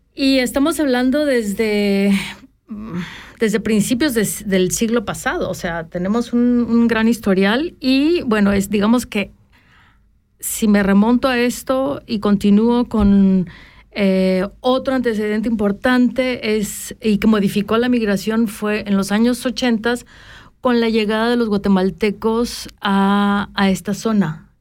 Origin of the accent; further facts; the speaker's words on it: Tapachula, Chiapas, Mexico; moved away; las tierras donde yo nací, donde yo crecí